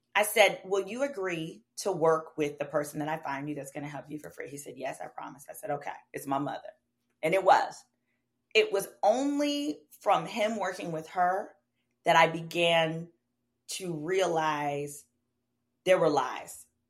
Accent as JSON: {"language": "English", "town": "Dallas", "region": "Texas", "country": "United States", "tie": "born or raised there", "said": "I grew up black community in Oak Cliff, which is a community in Dallas"}